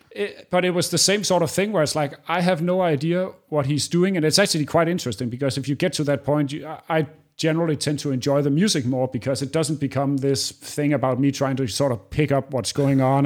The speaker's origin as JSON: {"language": "English", "town": "Aarhus", "region": "Central Denmark Region", "country": "Denmark", "tie": "born or raised there", "said": "I grew up in the same city that I live in now. It's second largest city in Denmark, which it doesn't say a lot, called Aarhus"}